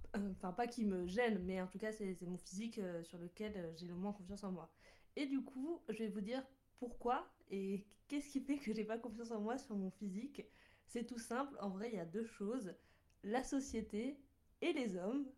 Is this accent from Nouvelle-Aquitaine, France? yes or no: yes; Bordeaux, Nouvelle-Aquitaine, France; moved away as an adult; now in Lyon, France; j'étais la première à quitter la ville natale, à quitter euh, le nid familial et à partir de, de Bordeaux